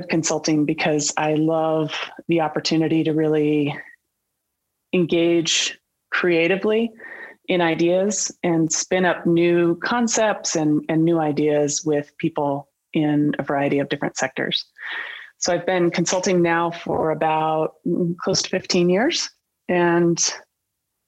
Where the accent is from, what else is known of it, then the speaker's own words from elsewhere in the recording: Colorado, United States; I grew up in Colorado and have a deep connection to mountains and to rivers.